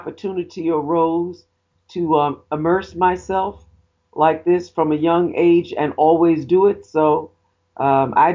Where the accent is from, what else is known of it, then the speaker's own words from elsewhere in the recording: New York City, New York, United States; As a young girl, I grew up in the Bronx